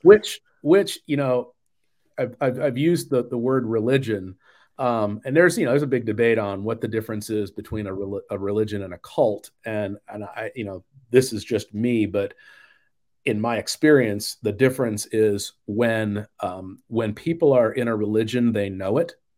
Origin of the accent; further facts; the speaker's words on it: Phoenix, Arizona, United States; moved away; also born or lived in Nashville / Atlanta area / Southern California; I grew up in the Phoenix area